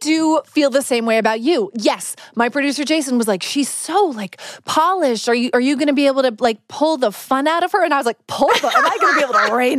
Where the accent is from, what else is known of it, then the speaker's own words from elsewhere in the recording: Alberta, Canada; I was born in Alberta as well